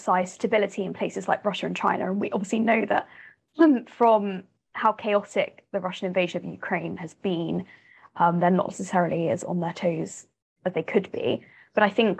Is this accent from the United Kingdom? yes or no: yes; United Kingdom; I'm a British person